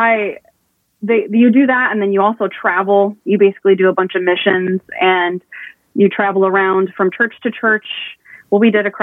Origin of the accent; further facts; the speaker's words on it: Perrysburg, Ohio, United States; I'm from Perrysburg, Ohio, originally